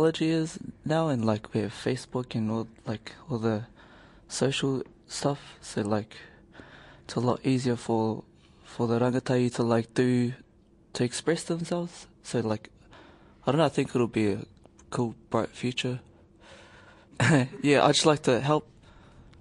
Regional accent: Rotorua, Bay of Plenty, New Zealand; I'm from Te Arawa. I went to Rotorua Boys High and I'm 19

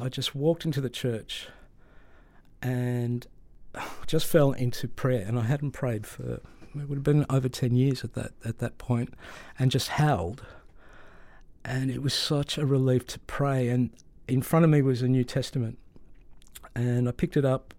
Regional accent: Melbourne, Victoria, Australia; I grew up in Melbourne in a very, at that time, very migrant community.

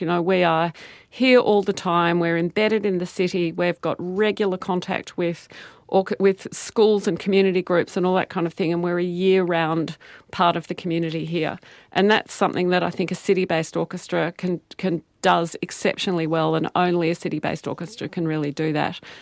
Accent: Melbourne, Victoria, Australia; now in Auckland, New Zealand; I grew up in Melbourne.

